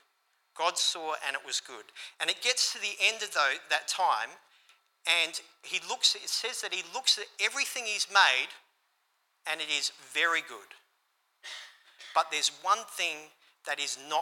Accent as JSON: {"language": "English", "town": "Port Lincoln", "region": "South Australia", "country": "Australia", "tie": "born or raised there", "moved": "as an adult", "said": "returning to my hometown a couple of years ago of Port Lincoln."}